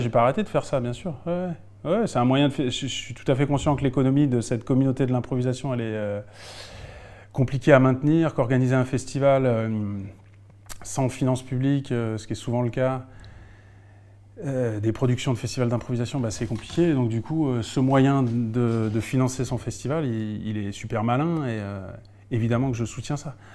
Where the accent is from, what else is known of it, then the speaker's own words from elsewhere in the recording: Alsace, Grand Est, France; moved away as an adult; now in Lyon, France; Je suis alsacien. Mais je vis à Lyon depuis une vingtaine d'années